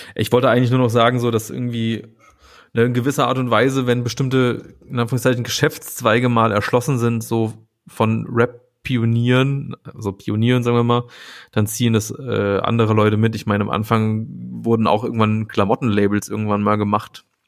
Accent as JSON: {"language": "German", "region": "Saarland", "country": "Germany", "moved": "yes", "said": "Ich komme ja äh, original aus dem Saarland"}